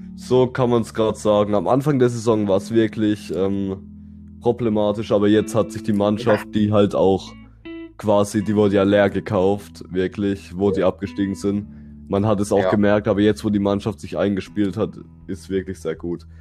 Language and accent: German; Bruchsal, Baden-Württemberg, Germany; Ich komme auch aus Bruchsal, wie der Dustin